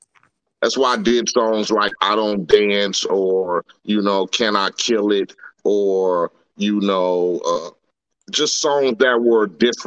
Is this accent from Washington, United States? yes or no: no; Compton, California, United States; even though I was from Compton and the neighborhood and all of that.